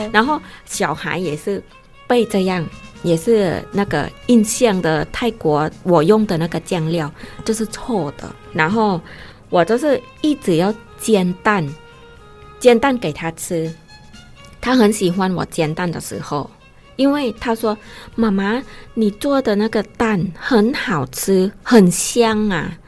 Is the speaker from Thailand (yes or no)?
yes; Isan, Thailand; Chinese is a second language; now in Taiwan; 我从东北部来，从一山来